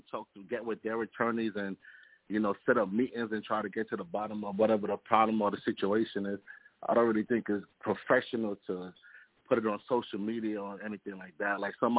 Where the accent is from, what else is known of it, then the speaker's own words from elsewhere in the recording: New York City, New York, United States; now in Atlanta, United States; I'm in Atlanta, Georgia right now, but I'm from Brooklyn, East New York.